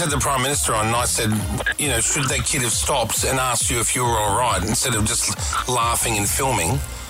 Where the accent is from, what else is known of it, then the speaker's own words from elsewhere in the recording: Australia; We're Aussie